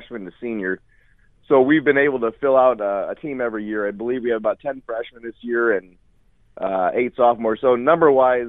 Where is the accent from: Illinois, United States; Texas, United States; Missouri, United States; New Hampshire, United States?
Illinois, United States; Corn Belt Conference area, central; I grew up in the Corn Belt Conference